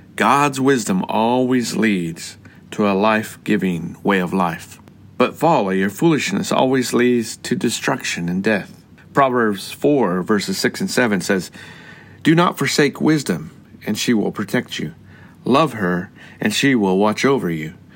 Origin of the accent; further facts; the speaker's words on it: Colorado, United States; I grew up in Colorado with the Rocky Mountains.